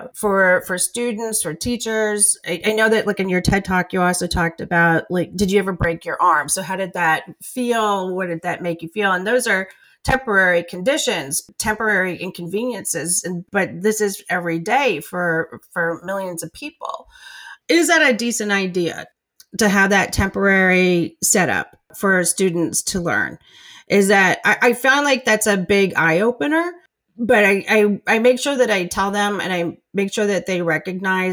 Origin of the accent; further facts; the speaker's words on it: New York City, New York, United States; I grew up in Brooklyn myself